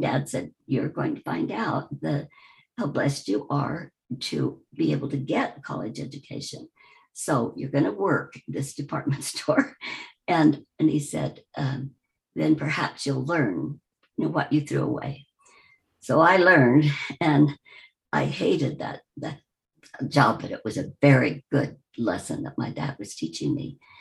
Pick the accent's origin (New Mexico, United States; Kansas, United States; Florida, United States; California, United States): Kansas, United States; Wichita; I grew up in the Midwest, Wichita, Kansas